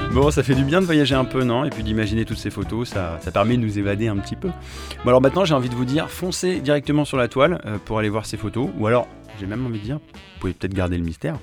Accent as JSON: {"language": "French", "region": "Texas", "country": "United States", "tie": "born or raised there", "also_born_or_lived": "New York", "moved": "yes", "said": "j'ai grandi au Texas"}